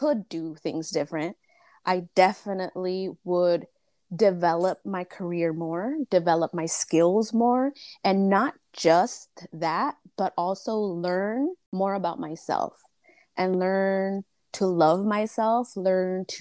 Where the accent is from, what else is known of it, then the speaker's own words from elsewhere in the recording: United States; I'm Mexican-American. I was born here, but both of my parents are Michoacanos